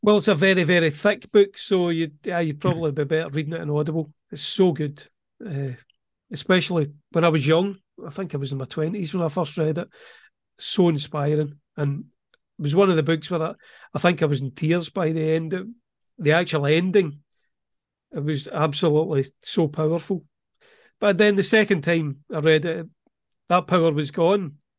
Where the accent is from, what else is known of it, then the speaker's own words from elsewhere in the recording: Welsh, Wales, United Kingdom; I'm a Welsh author